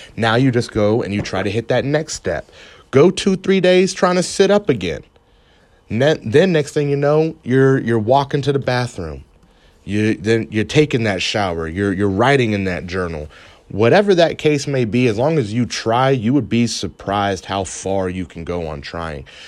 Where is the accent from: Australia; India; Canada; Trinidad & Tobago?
Canada; now in United States; I'm from Canada. and I live in America